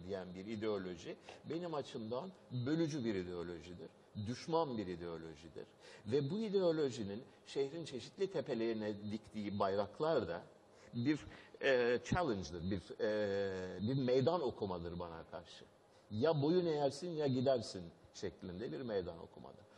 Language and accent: Turkish; Turkey; bu memleket benim memleketimdir. Sizin kadar benim de memleketimdir